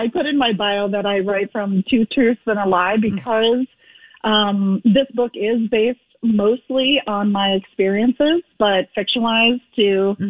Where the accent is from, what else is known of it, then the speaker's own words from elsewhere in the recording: Fargo, North Dakota, United States; my hometown area of Fargo-Moorhead